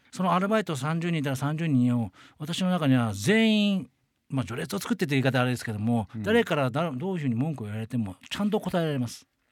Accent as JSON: {"language": "Japanese", "region": "Ehime", "country": "Japan", "tie": "born or raised there", "also_born_or_lived": "Tokyo", "moved": "as an adult", "said": "愛媛私出身なんですけども、うん、愛媛から上京した時にですね"}